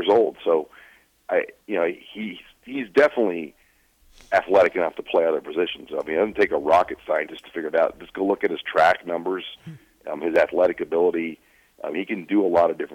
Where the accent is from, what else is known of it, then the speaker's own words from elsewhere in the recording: Omaha, Nebraska, United States; I grew up in Omaha